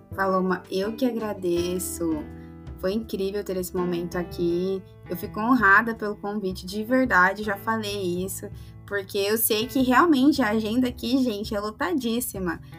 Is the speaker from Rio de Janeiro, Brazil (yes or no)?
no; Sorriso, Mato Grosso, Brazil; Eu sou de Sorriso